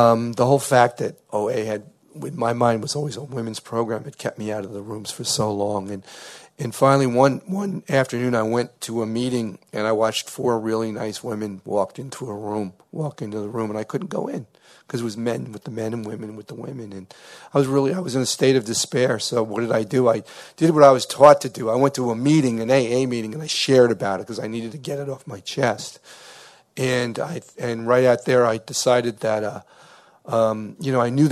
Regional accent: New Haven, Connecticut, United States; I'm from New Haven, Connecticut

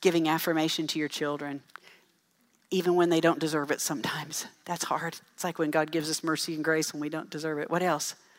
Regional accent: Dell City, Texas, United States; I grew up in Dell City

